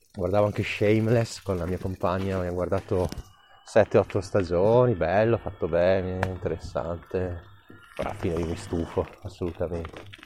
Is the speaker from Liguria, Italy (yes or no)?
no; Trentino-Alto Adige, Italy; born or raised there